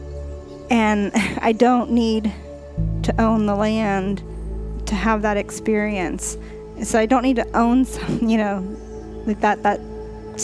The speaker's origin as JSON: {"language": "English", "region": "Southern California", "country": "United States", "tie": "born or raised there", "said": "I grew up in the Southern California area"}